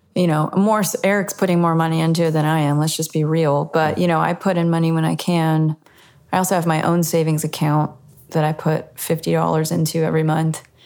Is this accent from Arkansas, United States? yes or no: no; Virginia Beach, Virginia, United States; also born or lived in Richmond, Virginia; now in Nashville, United States; where I grew up in the Virginia Beach, Norfolk, Virginia area